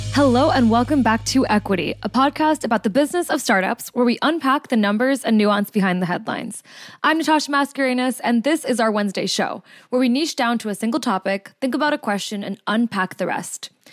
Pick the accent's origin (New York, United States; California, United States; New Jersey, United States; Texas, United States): New Jersey, United States; my home state